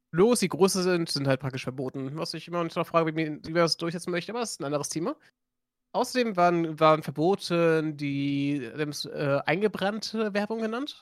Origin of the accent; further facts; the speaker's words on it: Germany; accent: light Frisian; Wir haben ja bei uns hier den, einen leicht friesischen Akzent